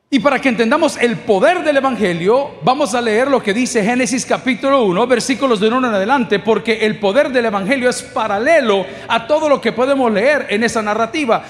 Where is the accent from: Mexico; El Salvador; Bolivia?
El Salvador; ¿Cuántos somos orgullosamente salvadoreños?